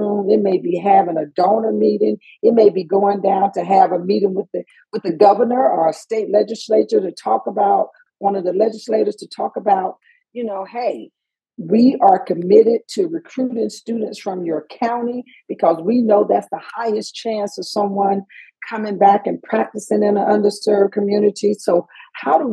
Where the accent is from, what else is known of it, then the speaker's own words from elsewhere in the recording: Macon, Georgia, United States; I'm from Georgia. I'm from Macon, Georgia. I went to elementary school in Georgia. I went to public school system. I graduated from Southwest High School